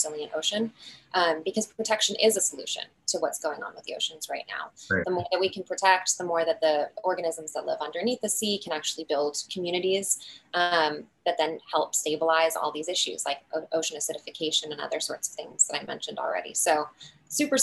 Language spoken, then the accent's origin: English; Midwest, United States; I'm from the Midwest